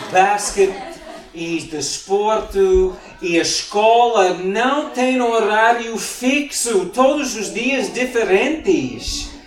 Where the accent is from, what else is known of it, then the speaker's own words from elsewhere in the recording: Mozambique; now in Portugal; quando nós viemos cá de Moçambique há nove anos, em Moçambique, todos os dias, antes dos nossos filhos irem para a cama, lemos a Bíblia